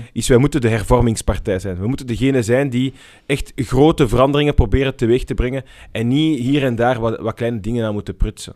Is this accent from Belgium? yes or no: yes; Brussels, Brussels-Capital Region, Belgium; ik ben in Brussel opgegroeid